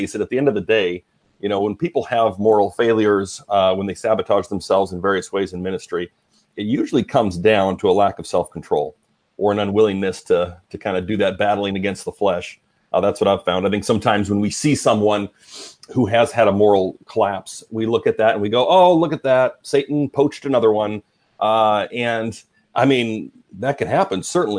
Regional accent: Alberta, Canada; I'm Canadian. So I grew up in Alberta, Canada, pastor's kid, grew up in the church, going to church like four times a week.

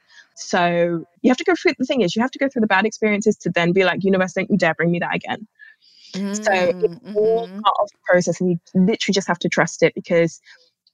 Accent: London, United Kingdom; I just happen to live here in London

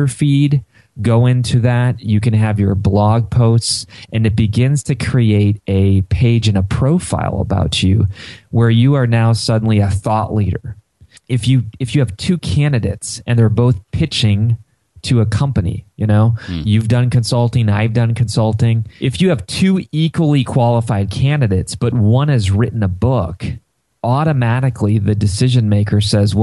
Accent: Ohio, United States; I'm from Ohio

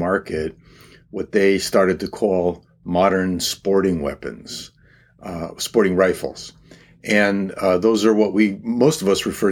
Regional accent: East Haven, Connecticut, United States; I grew up in East Haven, Connecticut

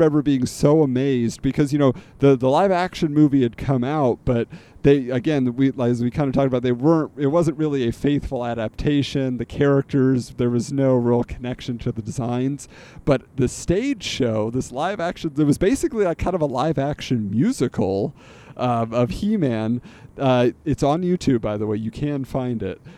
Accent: California, United States; I grew up in California

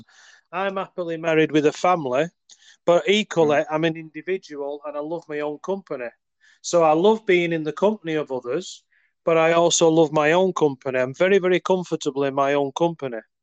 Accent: United Kingdom; I'm from the UK.

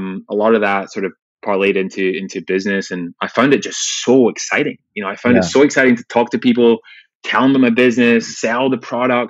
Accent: Glasgow, Scotland, United Kingdom; growing up in Glasgow in Scotland

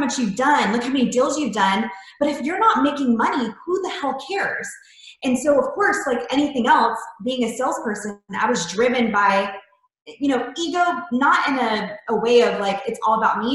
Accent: Florida, United States; moved away; I'm originally from Florida. So I came here

